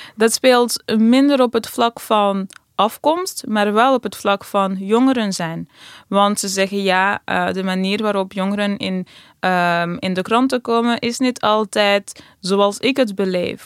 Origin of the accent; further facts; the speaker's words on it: Amsterdam, North Holland, Netherlands; als iemand uit Amsterdam